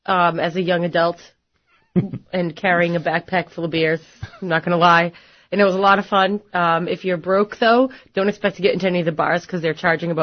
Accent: Boston, Massachusetts, United States; they kind of pick on us from Boston

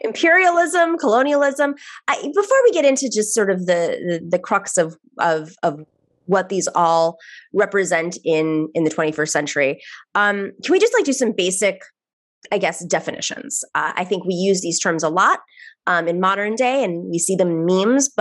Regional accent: New York City, New York, United States; being a New Yorker myself

